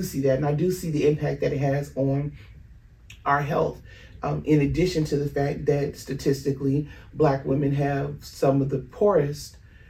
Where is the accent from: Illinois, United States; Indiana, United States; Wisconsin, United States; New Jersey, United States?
Illinois, United States; Chicago; I grew up in Chicago.